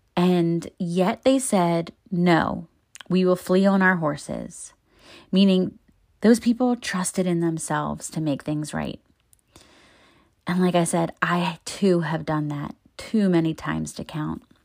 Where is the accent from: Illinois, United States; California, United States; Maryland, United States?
Maryland, United States; Baltimore; moved away as an adult; I met so many people in my thirty-two years in my hometown